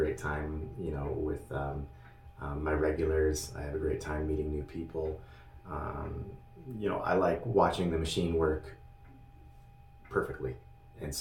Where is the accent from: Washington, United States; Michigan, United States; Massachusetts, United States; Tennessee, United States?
Washington, United States; Elk / Chattaroy; moved away as an adult; now in Sandpoint, United States; I grew up in Elk Chatteroy, Washington. It's about 50 miles from here